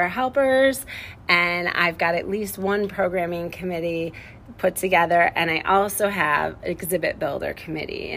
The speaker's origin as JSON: {"language": "English", "region": "Illinois", "country": "United States", "moved": "yes", "lives_now": "Iowa, United States", "said": "I'm from Illinois"}